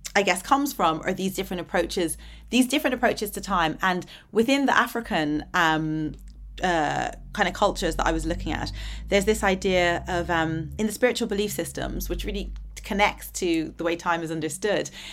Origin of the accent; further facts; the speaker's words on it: Ireland; also born or lived in Dublin / Atlanta, Georgia; growing up in Ireland